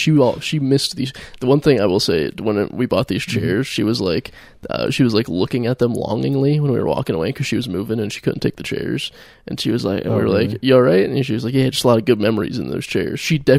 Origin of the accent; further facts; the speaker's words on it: Akron, Ohio, United States; moved away; we're from Akron.